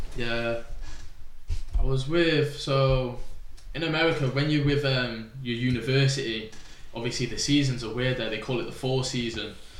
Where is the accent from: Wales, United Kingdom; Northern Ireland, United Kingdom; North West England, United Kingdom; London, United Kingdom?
North West England, United Kingdom; Chester; I was from Chester so I got took out of my school